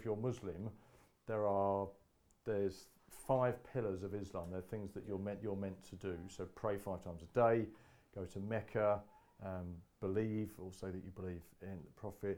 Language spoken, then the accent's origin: English; United Kingdom; we're British